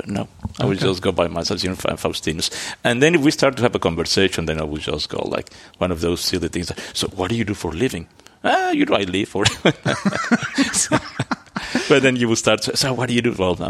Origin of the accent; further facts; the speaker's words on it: Antwerp, Flanders, Belgium; born there; But so I was born in Antwerp.